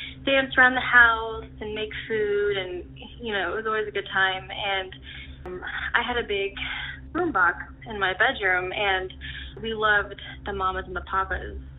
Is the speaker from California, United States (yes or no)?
no; Dayton, Ohio, United States; I'm from Dayton, Ohio